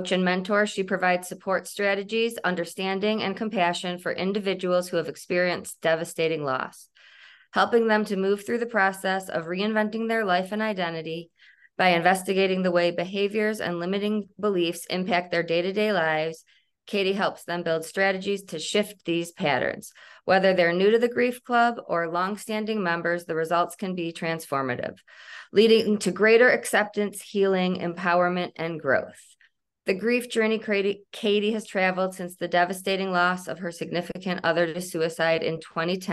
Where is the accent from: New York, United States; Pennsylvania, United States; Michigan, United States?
Michigan, United States; now in Colorado, United States; I'm originally from Michigan.